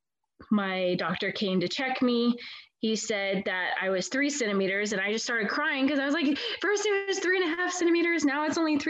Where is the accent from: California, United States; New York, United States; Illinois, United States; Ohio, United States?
California, United States; moved away; we're originally from California